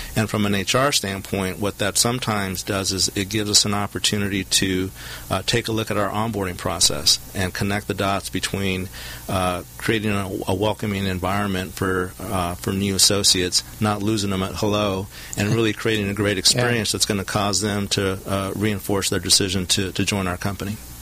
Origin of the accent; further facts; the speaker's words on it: Southern California, United States; I'm a local product, uh, born and raised in Southern California, attended Huntington Park High School